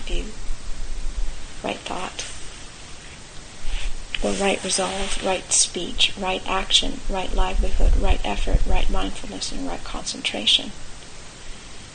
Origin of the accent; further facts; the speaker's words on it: California, United States; I come from California